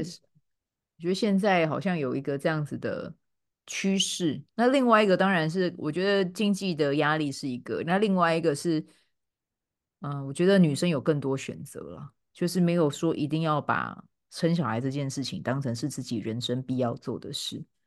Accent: Kaohsiung, Taiwan; accent: Chiayi coastal (haikou) Taiwanese; moved away as an adult; now in United Kingdom; 虽然说我是高雄人，可我爸妈都嘉义嘛

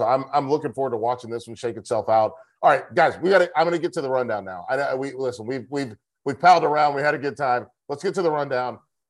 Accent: North Carolina, United States; I'm from North Carolina, App State

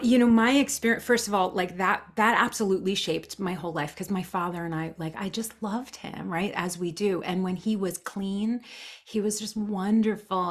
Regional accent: New Jersey, United States; born and raised in New Jersey

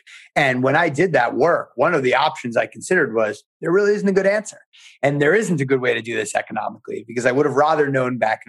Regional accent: New York tri-state area, United States; now in Maryland, United States; we grew up in the New York and New Jersey and the tri-state area. And now we've really made a home down in Maryland and in the whole Mid-Atlantic region.

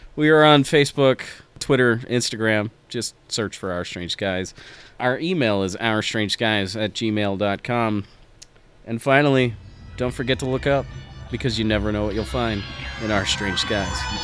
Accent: United States; as an American

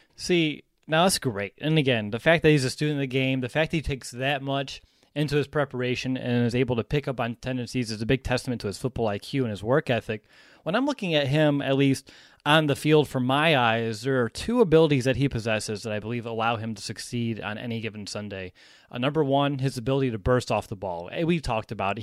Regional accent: Bloomington, Indiana, United States; We had a few storms down here in Bloomington, Indiana

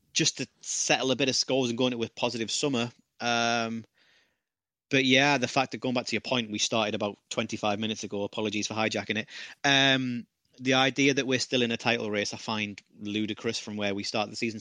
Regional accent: United Kingdom; as a, as a Brit

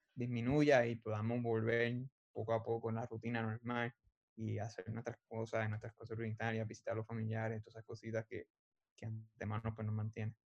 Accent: Arecibo, Puerto Rico; moved away as an adult; also born or lived in San Juan, Puerto Rico; now in Arizona, United States; Pues yo soy de Arecibo, Puerto Rico. Eh, yo nací en San Juan, pero nos criamos, yo toda mi, toda mi vida me crié en Arecibo, solo que soy arecibeño puro

